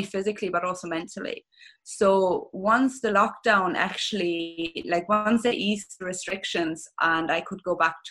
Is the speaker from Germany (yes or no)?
yes; Germany; accent: German; English is a second language; moved away as an adult; now in Ireland; You're going to probably hear with my accent that I'm originally German